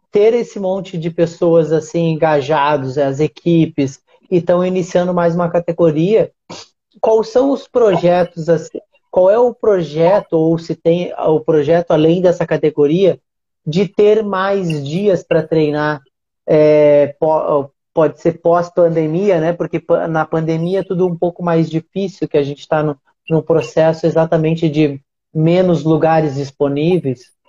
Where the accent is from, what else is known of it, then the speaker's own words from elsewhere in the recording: Uruguaiana, Rio Grande do Sul, Brazil; now in Rio de Janeiro, Brazil; Eu sou, eu sou gaúcho, né? Eu moro no, no Rio de Janeiro, mas eu não sou do Rio de Janeiro. Sou gaúcho e sou gaúcho do interior, né? A minha cidade até tem uma tradição assim no basquete, né? Se chama Uruguaiana.